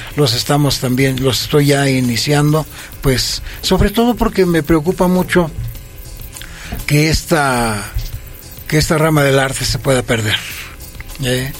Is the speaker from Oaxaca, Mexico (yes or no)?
no; Toluca, State of Mexico, Mexico; also born or lived in Villa Victoria, State of Mexico; yo soy nativo del municipio de Villa Victoria. Sí. Y que me desarrollé a, a, partir de los cinco años hasta la fecha en este pueblo que es tan yo lo, lo quiero mucho, que se llama San Mateo Oxtotitlán. Mm. También de Toluca.